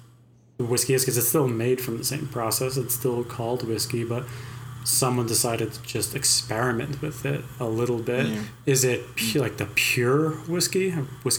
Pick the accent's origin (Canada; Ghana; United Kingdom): Canada